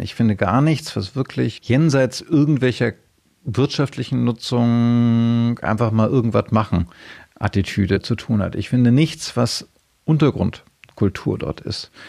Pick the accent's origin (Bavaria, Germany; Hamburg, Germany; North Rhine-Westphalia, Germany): Hamburg, Germany; moved away as an adult; now in Berlin, Germany; ich bin in den 60er Jahren geboren und dann in den 70er Jahren sind meine Eltern, als ich sechs war, umgezogen ja. äh, von Berlin nach Hamburg